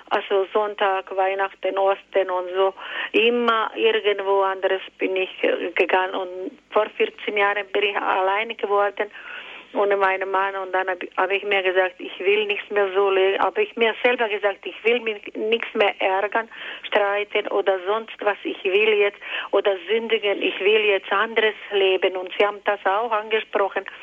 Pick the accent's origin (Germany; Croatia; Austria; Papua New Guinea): Croatia; born there; Ich bin geboren in Kroatien.